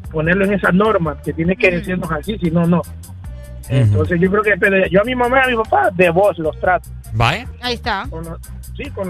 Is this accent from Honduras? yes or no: yes; Honduras; nosotros los hondureños